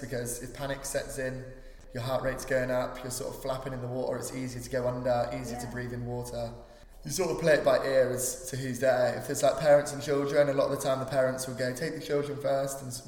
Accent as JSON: {"language": "English", "town": "Newquay", "region": "South West England", "country": "United Kingdom", "tie": "born or raised there", "said": "growing up in Newquay"}